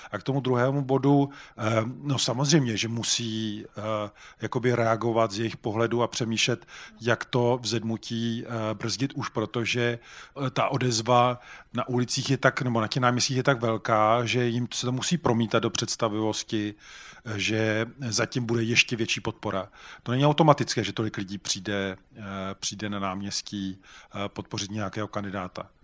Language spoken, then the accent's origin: Czech; Czechia; jako Češi